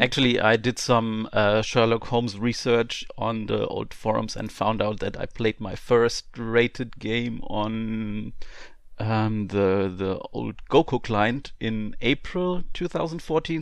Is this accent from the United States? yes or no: no; Germany; I'm from Germany. Um, I live in the southwestern part of Germany, um, on, only forty-five minutes to the French border